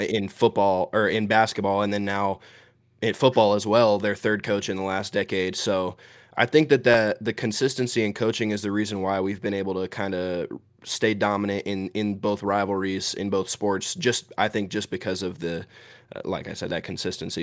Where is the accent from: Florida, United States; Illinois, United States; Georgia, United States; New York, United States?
Georgia, United States; I grew up in Georgia. I've always lived in Georgia